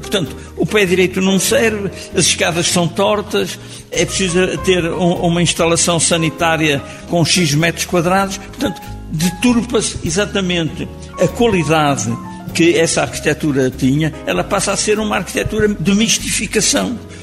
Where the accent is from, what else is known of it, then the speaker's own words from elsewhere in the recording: Leça da Palmeira, Norte, Portugal; um miúdo da minha terra, à beira-mar, em Leça da Palmeira